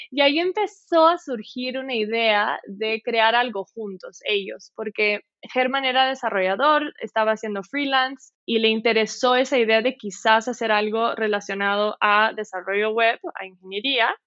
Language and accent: Spanish; Quito, Pichincha, Ecuador; moved away as an adult; now in Brazil; Me fui, me fui a los cinco, o sea, me fui de Brasil a Quito a los cinco años, sí.